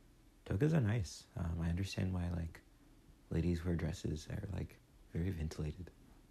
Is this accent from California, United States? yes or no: no; Virginia, United States; born or raised there; now in Columbus, United States